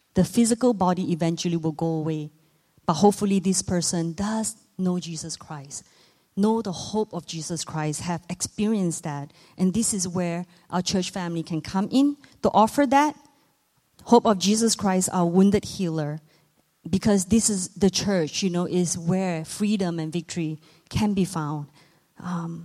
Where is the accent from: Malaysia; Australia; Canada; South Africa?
Malaysia; moved away; I myself was born and raised in Southeast Asia. I'm from Malaysia.